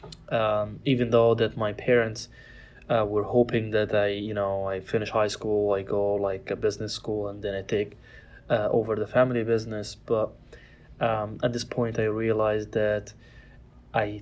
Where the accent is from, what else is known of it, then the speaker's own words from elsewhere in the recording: Cairo, Cairo Governorate, Egypt; I was born and raised in Cairo